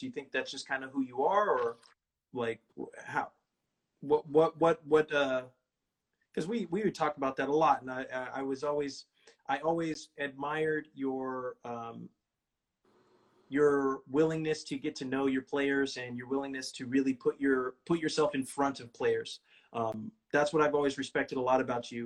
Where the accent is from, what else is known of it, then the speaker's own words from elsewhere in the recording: Bakersfield, California, United States; moved away; my hometown, Bakersfield, California